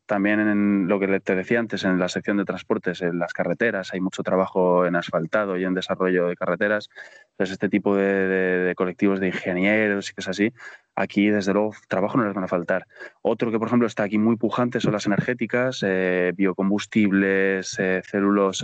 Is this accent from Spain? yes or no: yes; Spain; moved away as an adult; also born or lived in Colombia; now in Asunción, Paraguay; expatriado español en casi cualquier país de Latinoamérica